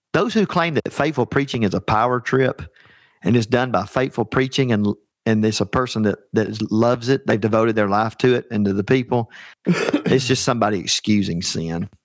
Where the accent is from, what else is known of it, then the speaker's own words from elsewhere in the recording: Alabama, United States; I'm from the heart of Dixie. I'm from Alabama.